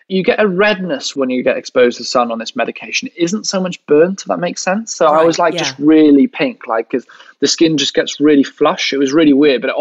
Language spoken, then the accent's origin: English; Welsh, Wales, United Kingdom; we are all Welsh.